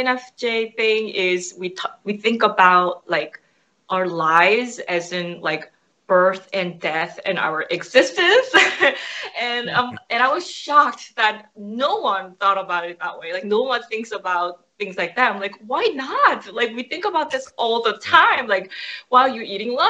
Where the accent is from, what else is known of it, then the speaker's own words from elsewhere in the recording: New Jersey, United States; also born or lived in New York; Since I am from New Jersey, where people are quite ordinary and they're hardworking